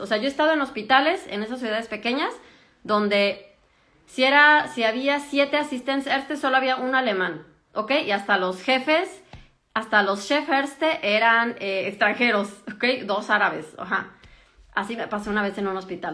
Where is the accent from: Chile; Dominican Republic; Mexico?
Mexico; moved away as an adult; now in Germany; yo que soy de México